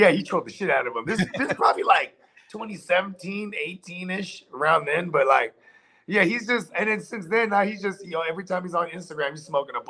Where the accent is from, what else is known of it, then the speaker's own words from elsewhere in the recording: Philadelphia, Pennsylvania, United States; Right, I'm from Philly.